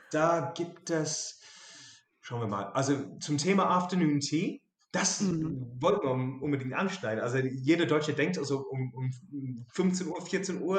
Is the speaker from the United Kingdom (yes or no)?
yes; England, United Kingdom; German is a second language; now in Germany; ich komme aus England, also genauer gesehen aus Südengland.